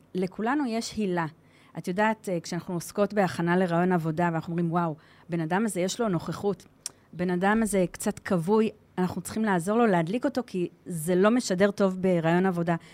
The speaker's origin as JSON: {"language": "Hebrew", "town": "Givatayim", "region": "Tel Aviv District", "country": "Israel", "tie": "born or raised there", "also_born_or_lived": "Modiin", "moved": "as an adult", "lives_now": "Shlomi, Israel", "said": "אני גדלתי בגבעתיים, ואני מהוותיקים של מודיעין, 21 שנה במודיעין"}